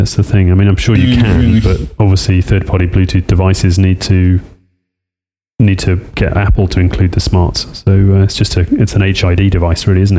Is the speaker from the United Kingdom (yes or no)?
yes; United Kingdom; accent: Pommy; my Pommy accent